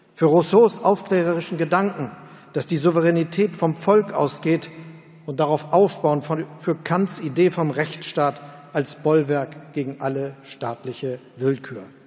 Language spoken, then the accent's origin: German; Hamburg, Germany; in meiner Heimatstadt Hamburg